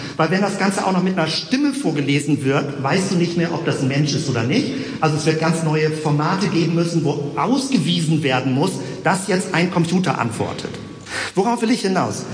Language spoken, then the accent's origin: German; Hamburg, Germany; now in Bremen, Germany; Ich bin eigentlich Hamburger